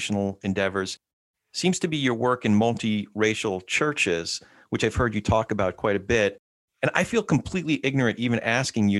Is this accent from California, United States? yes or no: yes; Santa Clarita, California, United States; We're north of Los Angeles in Santa Clarita Valley